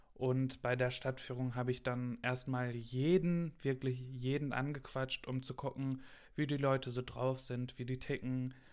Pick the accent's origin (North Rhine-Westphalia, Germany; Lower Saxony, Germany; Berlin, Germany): North Rhine-Westphalia, Germany; Gelsenkirchen; moved away; ich komme aus dem Westen, mitten aus dem Ruhrpott aus Gelsenkirchen